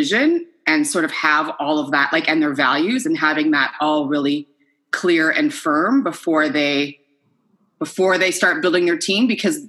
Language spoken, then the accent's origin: English; Halifax, Nova Scotia, Canada; also born or lived in Quebec / Edmonton / Ottawa; I grew up all over Canada, but I'm originally from Nova Scotia.